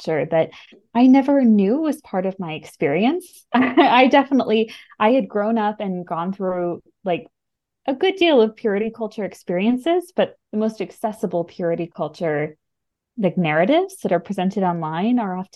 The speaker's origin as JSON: {"language": "English", "country": "United States", "said": "I am American."}